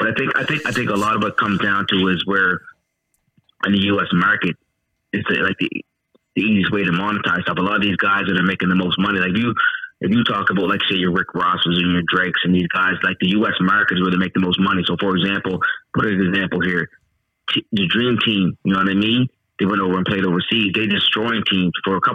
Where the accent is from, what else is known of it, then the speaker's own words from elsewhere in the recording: England, United Kingdom; I'm English, whatever it is.